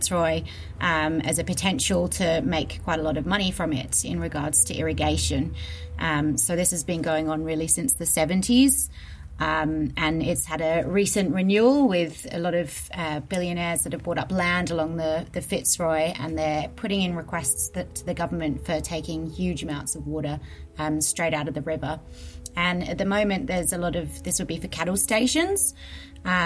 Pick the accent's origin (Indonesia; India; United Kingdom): United Kingdom; England; moved away as an adult; now in Australia; I grew up in England, surrounded by a lot of countryside